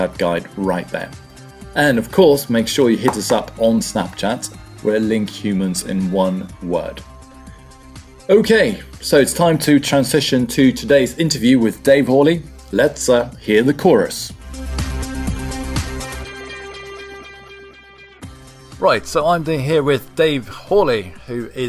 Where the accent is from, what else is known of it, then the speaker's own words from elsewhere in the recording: Sweden; now in England, United Kingdom; I'm originally from Sweden